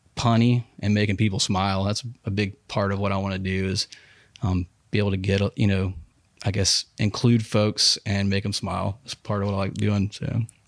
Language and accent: English; Huntsville, Alabama, United States; also born or lived in Dothan, Alabama; I was born in Huntsville Hosp, Hosp, Huntsville Hospital, um, eighty-one.